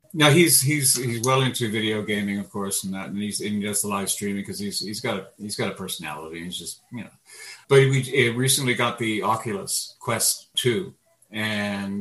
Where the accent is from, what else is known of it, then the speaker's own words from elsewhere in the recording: Canada; also born or lived in Poland; born on the other side of Poland and growing up in Canada